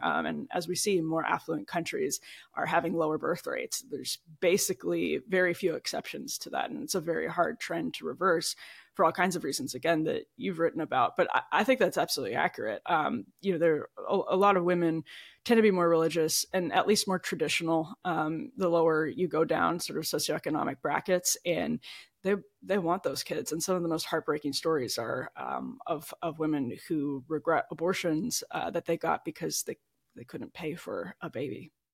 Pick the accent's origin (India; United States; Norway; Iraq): United States; about forty minutes outside Milwaukee, Wisconsin; moved away; I grew up in the Midwest in Wisconsin, uh, about forty minutes outside Milwaukee